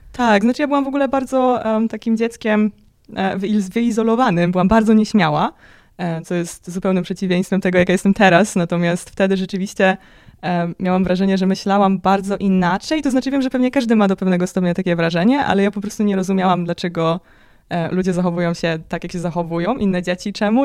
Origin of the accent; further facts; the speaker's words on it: Poland; wychowałam się w takiej dość ateistycznej rodzinie, e, w bardzo religijnym kraju